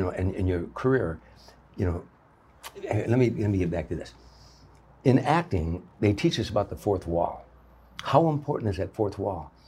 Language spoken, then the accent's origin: English; Harvey, Illinois, United States; I grew up in Harvey